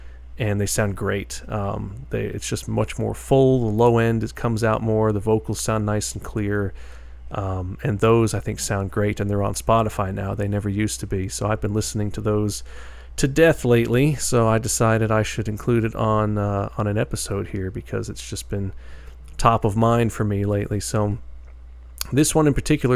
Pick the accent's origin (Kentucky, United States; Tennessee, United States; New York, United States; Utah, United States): New York, United States; out of New York, my home state